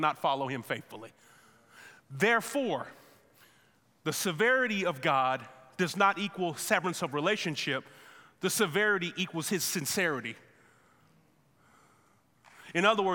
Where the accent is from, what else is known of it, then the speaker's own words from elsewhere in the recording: United States; us as American believers